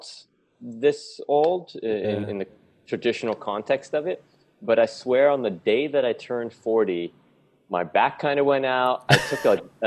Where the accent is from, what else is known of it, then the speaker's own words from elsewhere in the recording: San Diego, California, United States; moved away as an adult; now in Bali, Indonesia; I grew up in California, in San Diego, I think pretty much from the third grade on